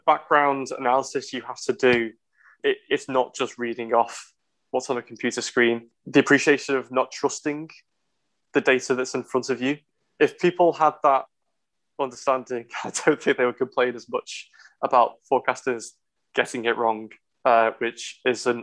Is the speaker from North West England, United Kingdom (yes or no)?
yes; the Wirral, North West England, United Kingdom; now in Liverpool, United Kingdom; I didn't grow up in Liverpool. I grew up in the Wirral.